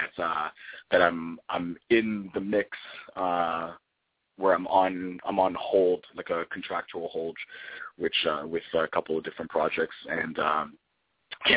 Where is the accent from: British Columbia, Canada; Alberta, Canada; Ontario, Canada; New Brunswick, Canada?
Ontario, Canada; Toronto; now in Vancouver, Canada; I grew up in Toronto